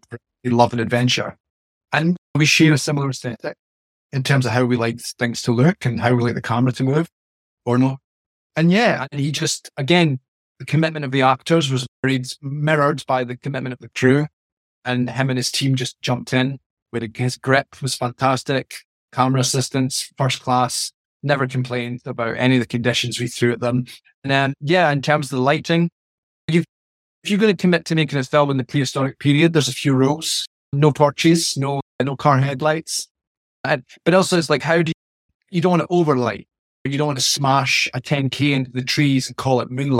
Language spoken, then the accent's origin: English; Scotland, United Kingdom; I'm Scottish